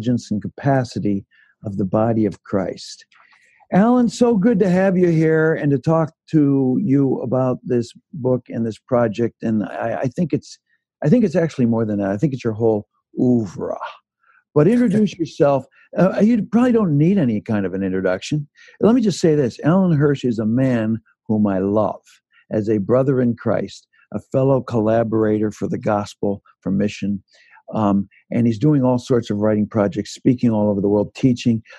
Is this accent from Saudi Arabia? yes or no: no; Canada; also born or lived in Owen Sound, Ontario; now in Chicago, United States; I grew up in Canada